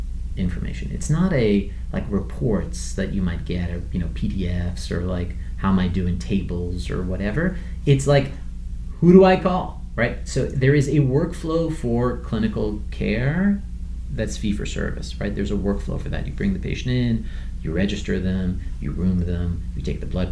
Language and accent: English; Iran; moved away; I'm from Iran originally